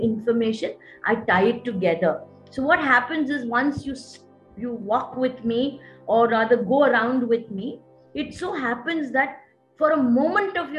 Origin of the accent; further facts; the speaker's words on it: Visakhapatnam, Andhra Pradesh, India; moved away as an adult; also born or lived in Bahrain; Vizag is my hometown, and my granny, my mom, and all of them are here.